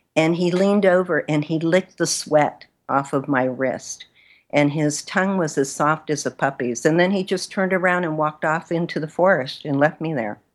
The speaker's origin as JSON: {"language": "English", "town": "Los Angeles", "region": "California", "country": "United States", "tie": "born or raised there", "also_born_or_lived": "Mexico", "moved": "yes", "said": "I was born in California, in Los Angeles, but my family is originally from Mexico. And so I grew up bilingual, which was, uh, in East Los Angeles"}